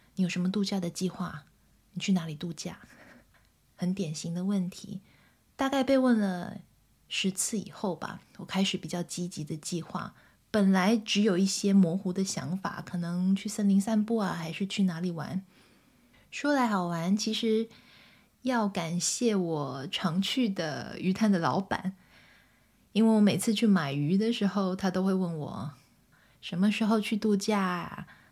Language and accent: Chinese; southern Taiwan, Taiwan; moved away; 因为我从小在台湾长大，在台湾的南部长大